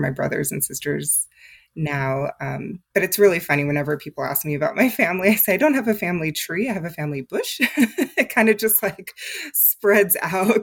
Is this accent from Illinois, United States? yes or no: no; Texas, United States; moved away as an adult; now in Atlanta, Georgia, United States; I'm originally from Texas